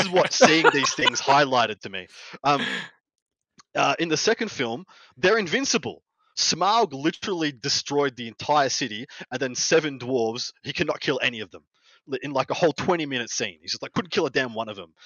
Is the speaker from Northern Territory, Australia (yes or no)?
no; Victoria, Australia; there's only one Victorian in attendance, which is the, my home state